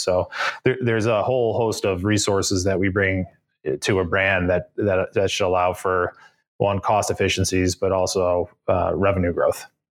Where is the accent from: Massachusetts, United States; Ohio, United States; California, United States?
Ohio, United States; Cleveland; moved away as an adult; also born or lived in upstate New York; now in Boston, United States; Cleveland, Ohio, born and raised.